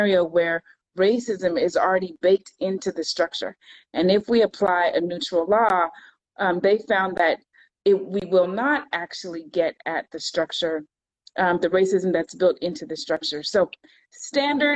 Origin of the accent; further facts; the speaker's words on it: California, United States; also born or lived in Florida; now in Virginia, United States; I live in Virginia. I'm originally from California